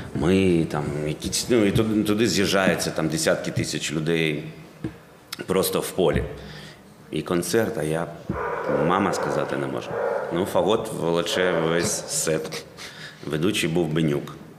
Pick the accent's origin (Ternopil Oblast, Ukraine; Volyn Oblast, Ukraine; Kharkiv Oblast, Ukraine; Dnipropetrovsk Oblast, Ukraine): Kharkiv Oblast, Ukraine; Kharkiv; ми з Харкова